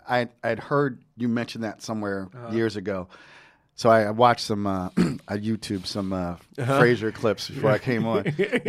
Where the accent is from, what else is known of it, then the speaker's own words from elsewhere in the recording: New Jersey, United States; he's also from Jersey like me.